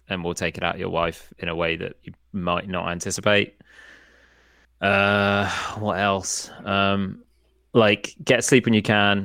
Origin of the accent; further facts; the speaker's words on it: Hereford, West Midlands, United Kingdom; moved away; also born or lived in Portsmouth and Fareham area; I was born in Hereford.